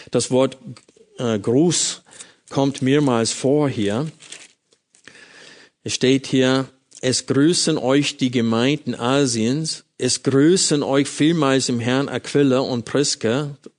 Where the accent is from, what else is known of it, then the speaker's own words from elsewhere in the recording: United States; German is a second language; now in Germany; das wurde mir als Amerikaner sehr bewusst